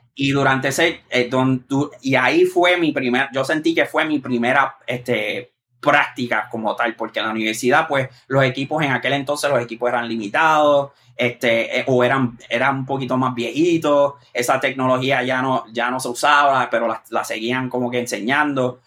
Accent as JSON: {"language": "Spanish", "town": "Moca", "country": "Puerto Rico", "tie": "born or raised there", "moved": "as an adult", "lives_now": "New York, United States", "said": "yo soy específicamente del barrio Aceituna, de Moca. Y entonces ese barrio colinda con Isabela, con el pueblo de Isabela y Aguadilla. Pues yo vivo, yo viví y me, crié ahí"}